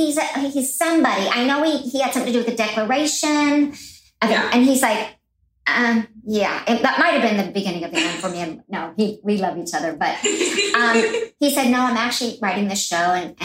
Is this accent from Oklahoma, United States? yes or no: yes; Oklahoma, United States; growing up in Oklahoma, we couldn't afford to go to New York and see shows.